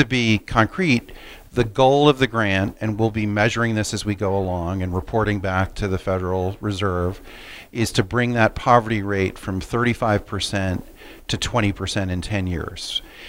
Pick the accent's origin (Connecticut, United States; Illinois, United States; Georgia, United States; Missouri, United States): Connecticut, United States; Middletown; So I grew up in Middletown. I live in Middletown.